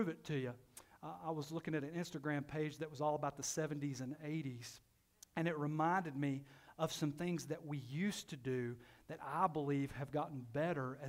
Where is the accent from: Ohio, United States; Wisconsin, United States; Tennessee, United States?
Tennessee, United States; Knoxville; I grew up in Knoxville in the inner city